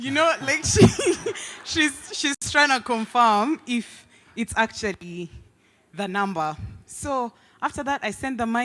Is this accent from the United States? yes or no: no; Uganda; now in Nairobi, Kenya; I'm from Uganda.